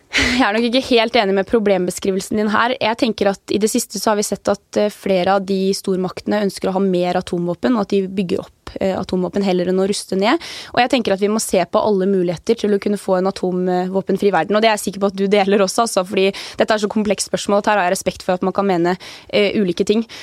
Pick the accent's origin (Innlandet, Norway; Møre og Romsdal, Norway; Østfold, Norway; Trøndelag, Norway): Møre og Romsdal, Norway; Averøy; now in Oslo, Norway; på den eh, lille øya som jeg vokste opp på, på Avra, der var det 30 stykker av